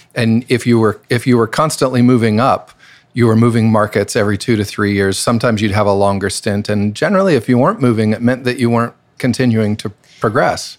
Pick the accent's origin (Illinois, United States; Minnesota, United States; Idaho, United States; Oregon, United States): Idaho, United States; Boise; moved away; I'm from Boise, Idaho